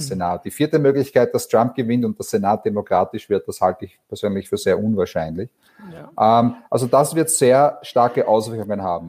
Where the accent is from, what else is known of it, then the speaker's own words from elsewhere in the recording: Vienna, Austria; moved away; ich bin ursprünglich aus Wien, das hört man vielleicht